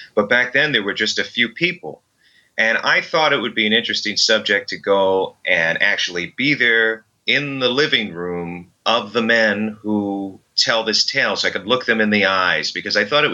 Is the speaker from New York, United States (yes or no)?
yes; Long Island, New York, United States; I was from Long Island